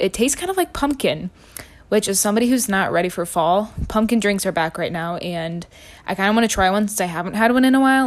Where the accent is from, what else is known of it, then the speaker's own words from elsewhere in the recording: Illinois, United States; I'm from Illinois